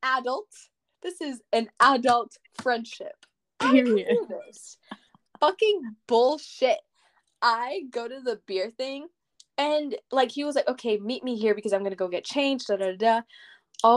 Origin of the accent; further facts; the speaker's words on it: Puerto Rico; now in Leavenworth, United States; I'm from Puerto Rico, literally born and raised.